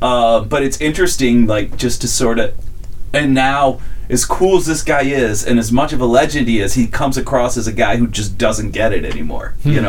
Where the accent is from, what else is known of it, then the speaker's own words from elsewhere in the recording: Cleveland, Ohio, United States; In Cleveland, where I grew up